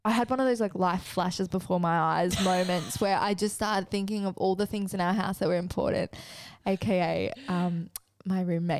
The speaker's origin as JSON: {"language": "English", "region": "New South Wales", "country": "Australia", "tie": "born or raised there", "said": "Growing up in the Northern Rivers."}